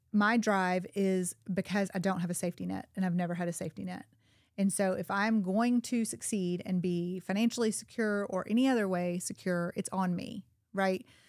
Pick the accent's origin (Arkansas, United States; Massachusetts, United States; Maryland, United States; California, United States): Arkansas, United States; Little Rock; also born or lived in Chicago; now in Bentonville, United States; I was born in Little Rock into a single wide trailer in Southwest Little Rock